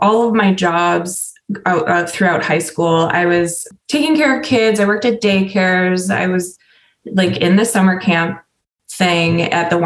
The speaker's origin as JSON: {"language": "English", "town": "Sturgeon Bay", "region": "Wisconsin", "country": "United States", "tie": "born or raised there", "said": "I grew up in Door County in a tourist town called Sturgeon Bay, and I was raised by hippies."}